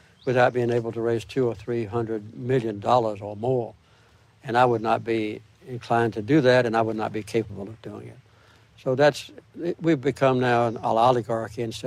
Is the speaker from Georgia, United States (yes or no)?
yes; Archery, Georgia, United States; also born or lived in Plains, Georgia; It was the only church in Archery where I lived